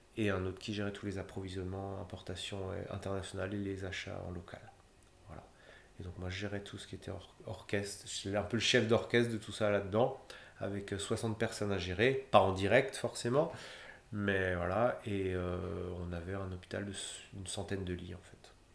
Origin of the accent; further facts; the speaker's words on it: Haut-Rhin, Grand Est, France; je suis du Haut-Rhin, en fait, à la base